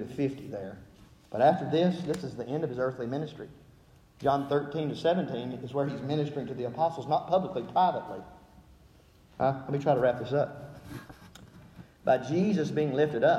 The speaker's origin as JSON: {"language": "English", "region": "Alabama", "country": "United States", "tie": "born or raised there", "accent": "Southern", "moved": "yes", "said": "growing up in Alabama"}